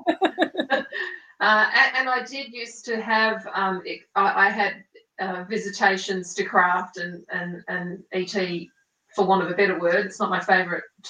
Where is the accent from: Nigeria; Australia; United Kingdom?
Australia; also born or lived in Italy / South Island, New Zealand; now in New Zealand; I was raised in Australia